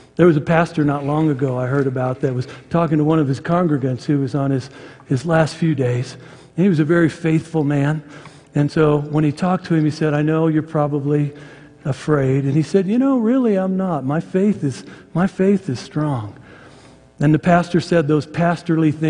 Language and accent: English; United States; I'm an American Protestant